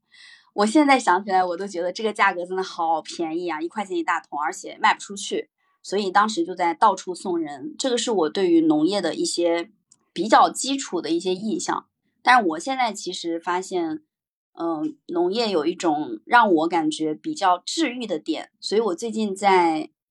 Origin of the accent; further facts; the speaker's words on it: China; 我们中国人